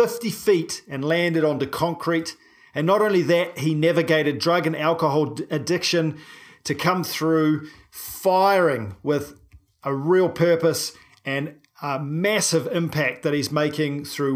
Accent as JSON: {"language": "English", "country": "New Zealand", "said": "a paraplegic from New Zealand"}